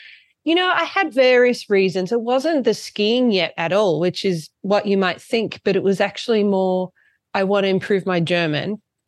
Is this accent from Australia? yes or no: yes; Torquay, Victoria, Australia; moved away as an adult; also born or lived in Geelong, Australia; now in Lech, Austria; when I was eight, I moved to Australia, moved to Torquay. Yep. My mum's Aussie. I lived in Torquay for 10 years, went to school in Geelong, and I loved it there.